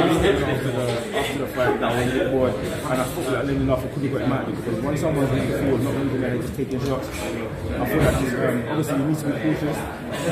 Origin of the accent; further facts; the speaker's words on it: England, United Kingdom; I'm from England